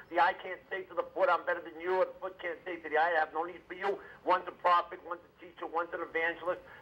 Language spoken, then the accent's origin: English; Boston, Massachusetts, United States; I'm from Boston.